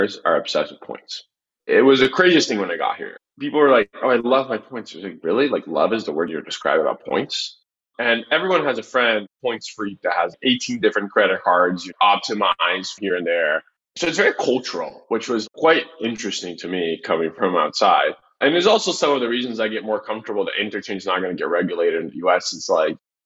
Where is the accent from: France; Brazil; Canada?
Brazil; moved away; I come from Brazil